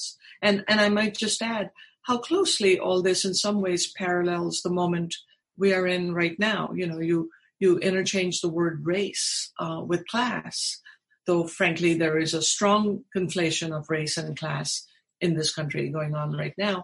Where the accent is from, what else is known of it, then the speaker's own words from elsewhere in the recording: Mumbai, Maharashtra, India; moved away as an adult; also born or lived in Texas, United States; now in United States; growing up in India